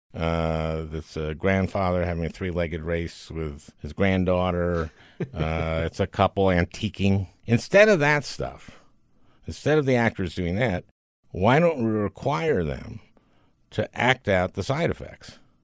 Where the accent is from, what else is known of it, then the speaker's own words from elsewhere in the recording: Minneapolis, Minnesota, United States; moved away; my hometown